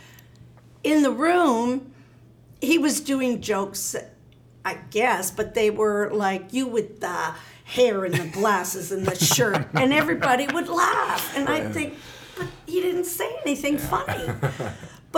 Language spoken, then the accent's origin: English; Canada; I'm Canadian